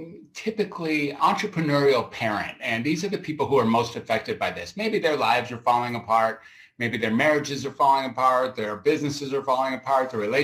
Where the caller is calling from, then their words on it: Grass Valley, California, United States; I'm beaming out from Grass Valley, California, which is somewhere between Sacramento and Reno up in Northern California.